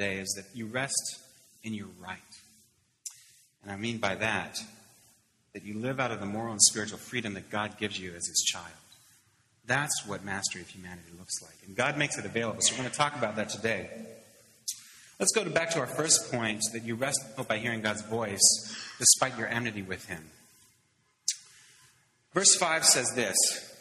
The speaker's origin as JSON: {"language": "English", "town": "Pittsburgh", "region": "Pennsylvania", "country": "United States", "tie": "born or raised there", "said": "I grew up in Pittsburgh in the 70s"}